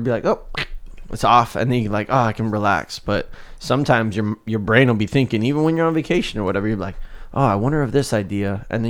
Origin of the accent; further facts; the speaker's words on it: South Africa; moved away; So when we came from South Africa, back to the story in the beginning, we had an okay life over there. It was decent. We were just like middle class.